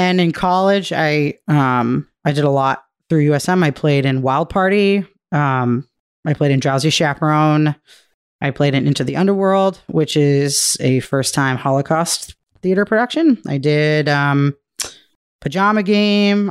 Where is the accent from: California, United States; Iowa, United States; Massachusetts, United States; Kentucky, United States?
Massachusetts, United States; Milford; moved away; I grew up in Massachusetts in a town called Milford